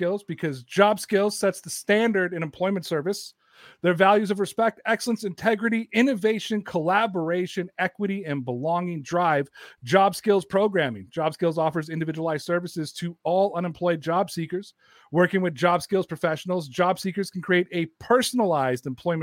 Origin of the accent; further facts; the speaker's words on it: Toronto, Ontario, Canada; I am Toronto's pride and joy